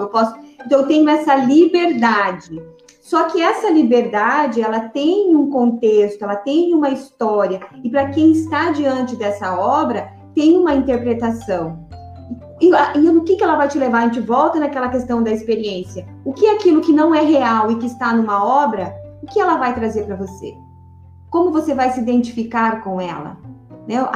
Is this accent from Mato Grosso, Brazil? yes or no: yes; Sinop, Mato Grosso, Brazil; also born or lived in Paraná; eu sou paranaense. Eu cheguei aqui em Sinop com sete anos, com a minha família.